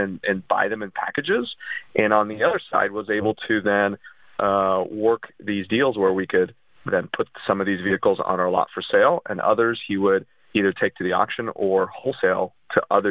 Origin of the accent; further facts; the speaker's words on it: United States; first language Russian; English is a second language; they came to the United States, and then I was born in 83